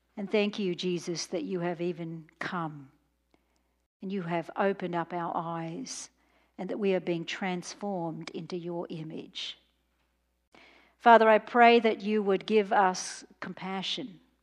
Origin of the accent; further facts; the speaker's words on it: Australia; I'm from Australia